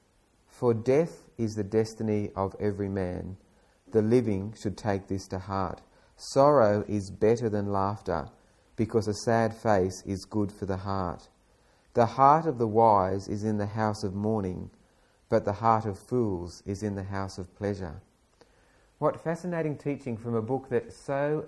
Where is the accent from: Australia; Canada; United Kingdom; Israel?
Australia; as an Australian